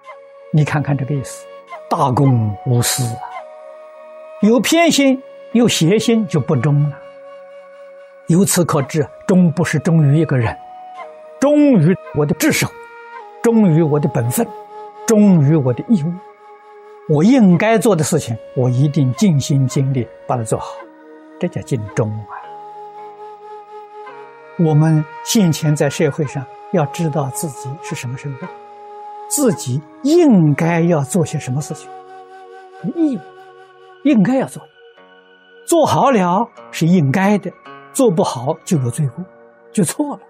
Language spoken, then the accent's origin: Chinese; China; 我们中国人常讲道德了